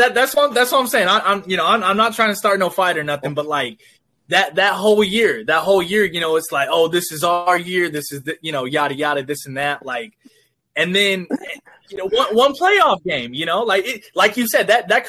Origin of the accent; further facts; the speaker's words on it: California, United States; now in Arkansas, United States; I'm actually from California.